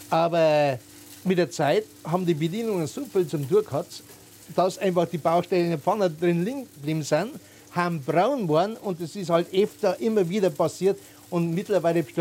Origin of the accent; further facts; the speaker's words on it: Schwandorf, Bavaria, Germany; also ich komme aus Schwandorf und der Schwandorfer Gegend